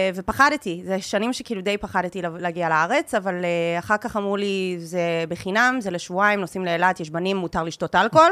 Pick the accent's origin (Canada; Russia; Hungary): Canada; Dundas, Ontario; first language Hebrew; now in Israel; אני ממקום קטן בקנדה, עיירה קטנה קטנה, קוראים לה דנדס. היא עיירה מחוץ לעיר אה, נחמדה בגודל שקוראים לה המילטון, שזה בערך שעה מטורונטו